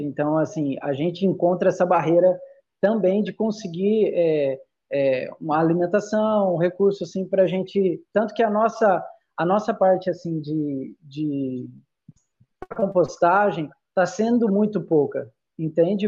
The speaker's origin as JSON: {"language": "Portuguese", "region": "interior of São Paulo", "country": "Brazil", "also_born_or_lived": "Salvador, Bahia", "moved": "as an adult", "lives_now": "Goiás, Brazil", "said": "eu sou de São Paulo, né? Sou do interior de São Paulo"}